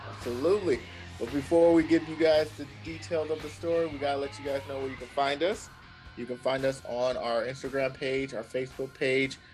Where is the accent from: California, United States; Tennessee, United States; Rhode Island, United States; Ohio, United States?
California, United States; we're from California